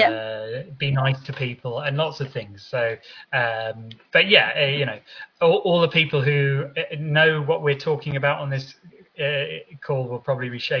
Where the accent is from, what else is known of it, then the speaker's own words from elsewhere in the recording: London, United Kingdom; So my childhood was in Southeast London. So born and raised in Southeast London.